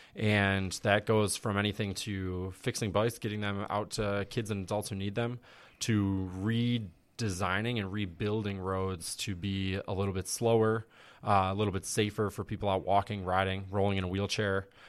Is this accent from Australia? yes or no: no; West Seneca, New York, United States; I grew up in West Seneca